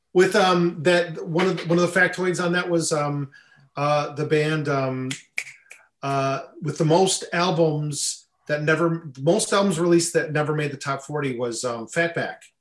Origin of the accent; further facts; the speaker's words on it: Buffalo, New York, United States; I grew up in Buffalo, New York